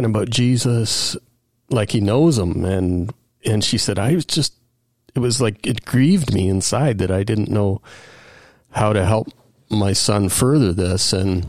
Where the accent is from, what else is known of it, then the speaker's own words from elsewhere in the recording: Aurora, Ontario, Canada; also born or lived in Kingston / Mississauga / Thornhill / Richmond Hill; I was born in Kingston, but we relocated, I think, by the time I was five to Mississauga. And then we just kept moving further up Highway 11. So Thornhill for 5 years, Richmond Hill for 5 years, Aurora for 10 years, and I graduated high school in Aurora.